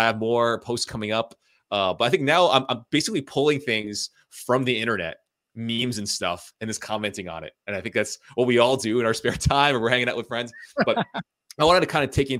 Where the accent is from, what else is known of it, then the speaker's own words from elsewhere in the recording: United States; being a child of immigrant parents, you know, I'm Asian American